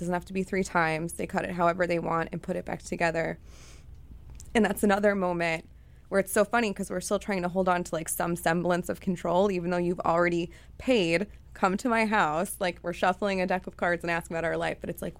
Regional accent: Chicago, Illinois, United States; So for me, I grew up in Chicago with a mother who was an addict and also really depressed

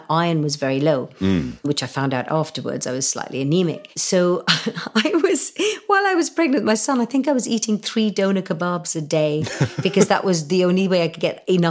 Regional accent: India; Because when I was brought up in India and we had to do our prayers before we ate, and mum and dad kind of brought us up in quite a strict way that way.

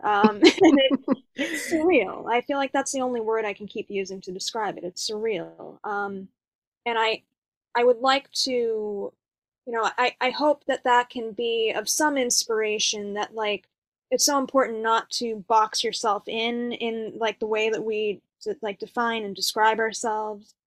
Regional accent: East Coast, United States; now in Los Angeles, United States; I am originally from the East Coast

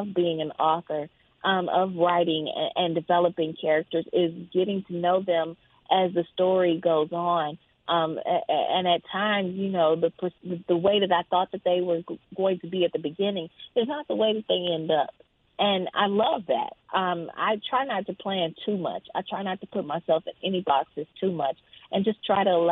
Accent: Jackson, Mississippi, United States; moved away as an adult; now in Atlanta, United States; I grew up in Mississippi

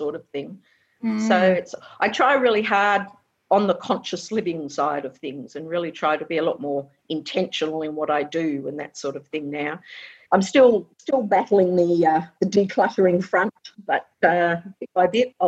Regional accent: Perth, Western Australia, Australia; also born or lived in England / Chidlow; now in Ballybally, Australia; I was born in England originally and came to Australia when I was 3, but we've always lived in Perth, around Perth

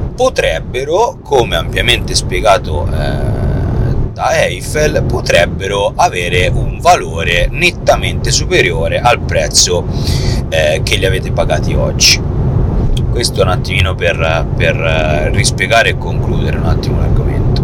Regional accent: Tuscany, Italy; noi siamo toscani

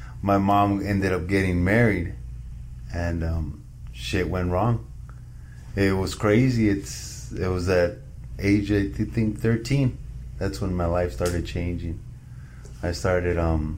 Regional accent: Arizona, United States; I was born and raised in Arizona

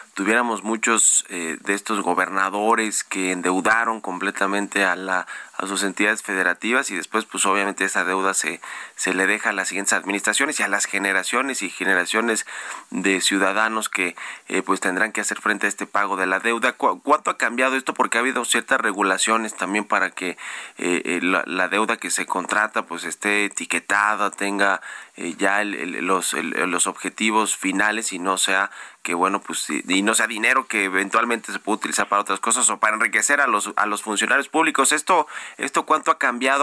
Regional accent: Mexico City, Mexico; yo soy de aquí de la Ciudad de México

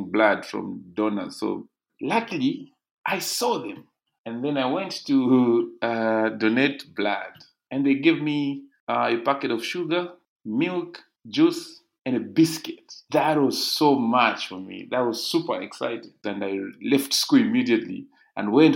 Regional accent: Ndola, Copperbelt Province, Zambia; I grew up in a place called Ndeke in Ndola

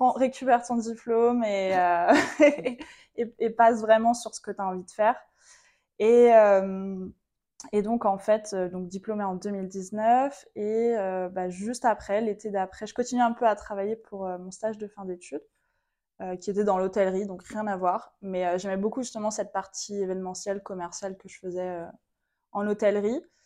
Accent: Vendée, Pays de la Loire, France; moved away as an adult; now in Martinique; j'ai grandi en Vendée, donc rien à voir, beaucoup moins exotique, jusqu'à mes 18 ans avec ma famille

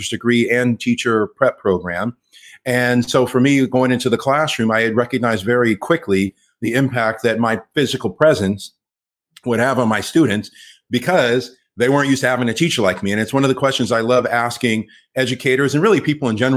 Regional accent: Los Angeles, California, United States; first language English; I grew up here in Los Angeles. I'm LA through and through

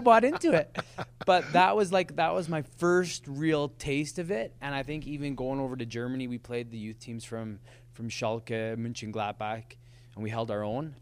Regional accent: Lethbridge, Alberta, Canada; born and raised. Parents born and raised in Lethbridge as well

